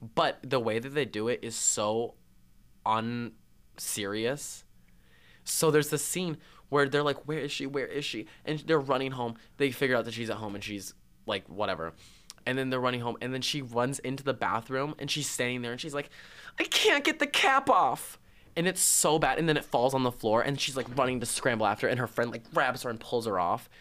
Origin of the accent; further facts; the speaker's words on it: Belle Plaine, Minnesota, United States; moved away as an adult; I come from Belle Plaine, which was a town of seven thousand. Seven thousand. Seven thousand measly souls. Um, and I went all the way through preschool to graduation, the same school district